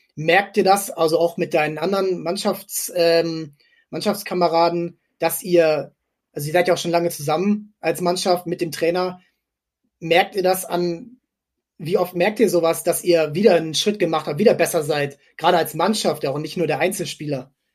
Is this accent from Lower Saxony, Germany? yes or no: yes; near Fredenbeck, Stade district, Lower Saxony, Germany; Fredenberg ist, ähm, kommt aus meiner Heimat, also ich bin zehn Kilometer davon aufgewachsen